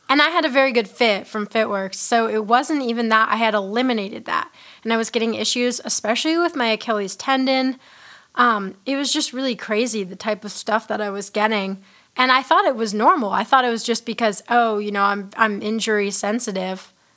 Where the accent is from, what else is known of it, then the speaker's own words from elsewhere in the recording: Hanover, New Hampshire, United States; my hometown in like Hanover